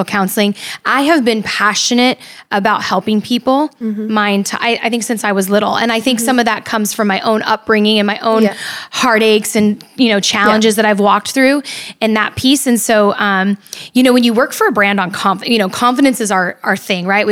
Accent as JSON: {"language": "English", "region": "California", "country": "United States", "also_born_or_lived": "Midwest", "moved": "as an adult", "said": "I went to the Midwest to go to school. I'm from California"}